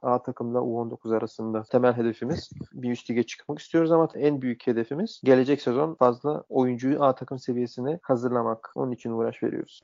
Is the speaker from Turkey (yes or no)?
no; Bulgaria; moved away; also born or lived in Sofia, Bulgaria / Germany; Slavia Sofya'da oynarken biz ailecek taşındık başka bir şehre. Yani memleket şehrimize taşındık. Çünkü Sofya bizim memleket şehrimiz değildi. İşte orada da sonra Ether'da oynamaya devam ettim